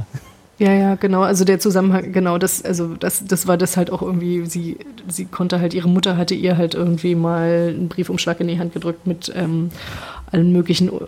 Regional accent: New York, United States; born there; Ich bin in New York geboren, ich bin US-Amerikaner, aber ich, ich, kann kein Englisch, irgendwie musste das erstmal lernen.

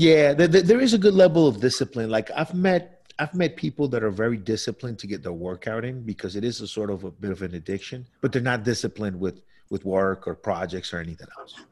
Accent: Colombia; moved away; when I was a child growing up in Colombia

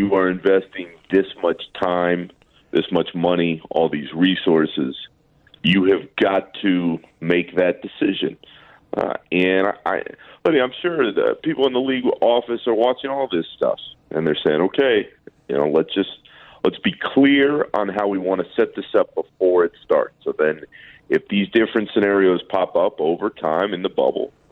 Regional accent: Orlando, Florida, United States; I grew up in Orlando

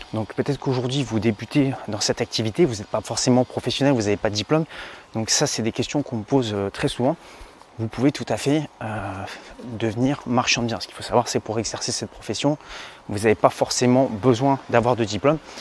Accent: Provence-Alpes-Côte d'Azur, France; je me trouve en fait dans un des quartiers où j'ai grandi euh, quand j'étais petit sur la Côte d'Azur

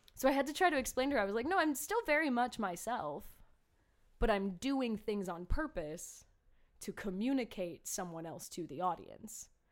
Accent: Cleveland, Ohio, United States; moved away; I'm from Cleveland

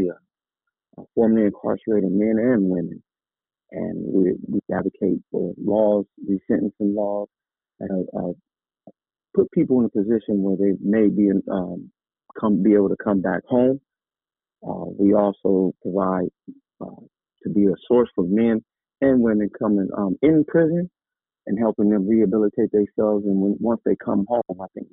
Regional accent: San Bernardino, California, United States; I'm from San Bernardino. I grew up on the west side of town

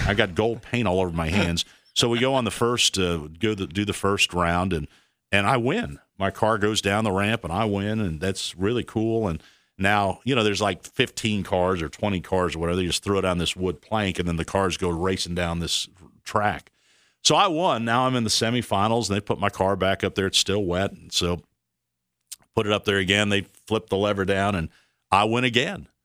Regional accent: Fort Worth, Texas, United States; we're in Texas, Fort Worth

